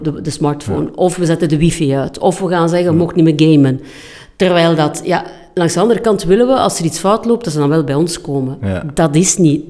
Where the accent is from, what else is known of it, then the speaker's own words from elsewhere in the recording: Flanders, Belgium; We zijn Vlamingen